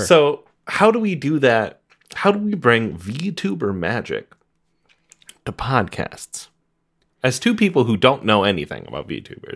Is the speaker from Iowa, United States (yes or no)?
yes; Iowa, United States; I'm from Iowa.